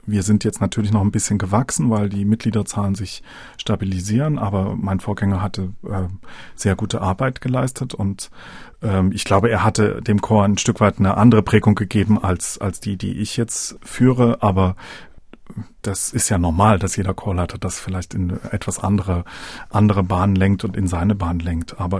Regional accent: Dresden, Saxony, Germany; Ich komme ja selber aus Dresden. Man hat als Dresdner dann später die Möglichkeit, wieder aus dem Alumnat herauszugehen.

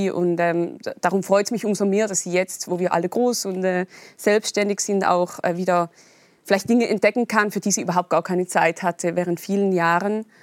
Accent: Eastern Switzerland, Switzerland; Ja, ich bin in der Ostschweiz groß geworden, Schweizerdeutsch. Mhm. Und Hochdeutsch natürlich auch immer in der Schule und im Fernsehen und so, war ganz nah. Ähm, ich bin in einer sehr, also auf dem Dorf groß geworden

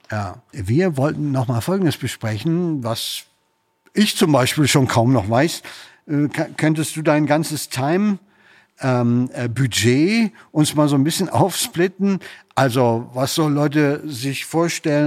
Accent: Münster, North Rhine-Westphalia, Germany; moved away; ich komme ja aus Münster

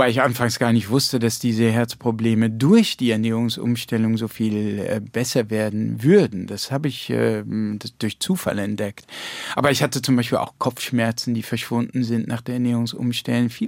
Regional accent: Rhineland-Palatinate, Germany; ich bin ja in der Pfalz

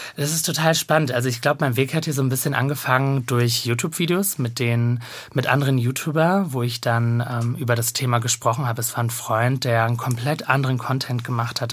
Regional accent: Bochum, North Rhine-Westphalia, Germany; also born or lived in Cologne / Diyarbakır, Turkey (family origin); now in Berlin, Germany; ich komme ja gebürtig aus Bochum

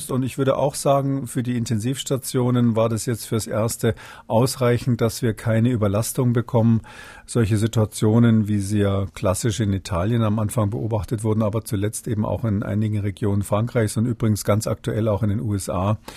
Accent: Rhineland, Germany; bin ja Rheinländer, von daher äh, bin ich sowieso prinzipiell Optimist.

